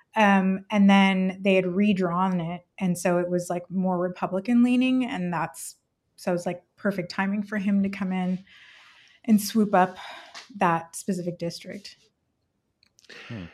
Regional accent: California, United States; English is a second language; moved away as an adult; I'm from California

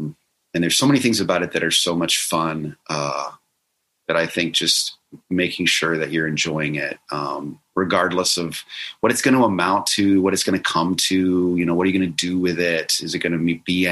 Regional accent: Florida, United States; I grew up in Florida near the Space Coast

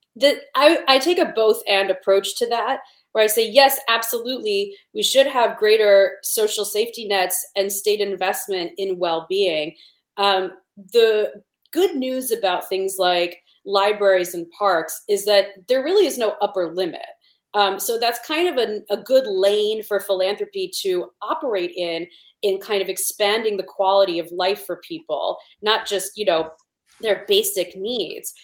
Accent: Cleveland, Ohio, United States; I grew up in Cleveland.

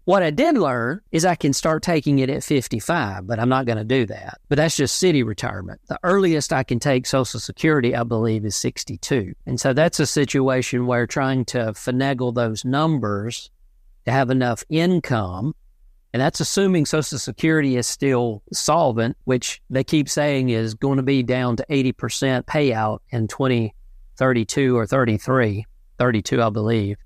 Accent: South Central Georgia, United States; I was born and raised in South Central Georgia, the Bible Belt

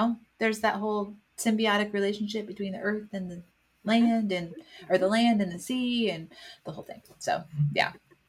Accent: Midwest, United States; And so to know how different his experiences were from mine experiences growing up in the Midwest

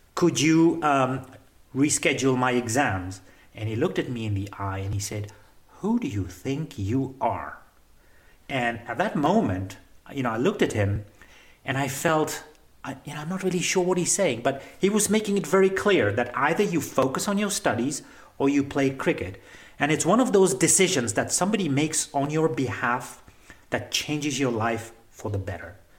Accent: Nairobi, Kenya; I'm a third generation Kenyan. I was born and raised in Nairobi, Kenya

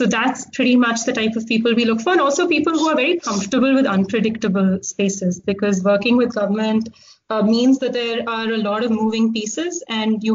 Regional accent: Delhi, India; moved away as an adult; also born or lived in Hong Kong; So I actually grew up in Delhi. I did my undergrad in Hong Kong and I spent a lot of time in Hong Kong growing up because my dad was there.

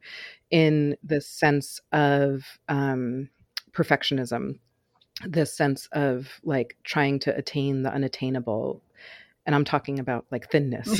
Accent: New York City, New York, United States; I grew up in Manhattan until I was about eight, and then my family moved to the suburbs, um, about half an hour outside of New York City

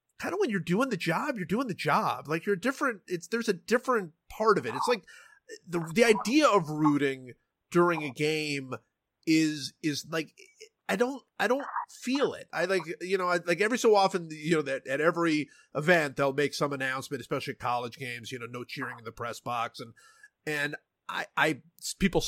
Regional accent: Cleveland, Ohio, United States; moved away; I grew up in Cleveland

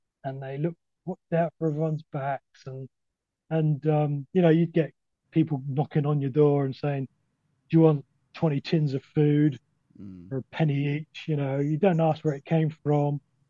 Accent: North East England, United Kingdom; I think I don't know this was because we came from Northumberland and we were.

